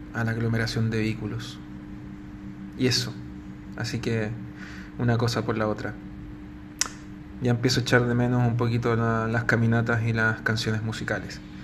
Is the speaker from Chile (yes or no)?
yes; Chile; estoy en Santiago de Chile